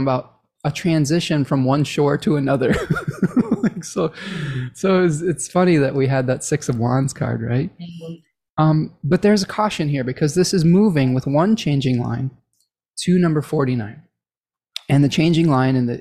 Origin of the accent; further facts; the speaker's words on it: Michigan, United States; my home state of Michigan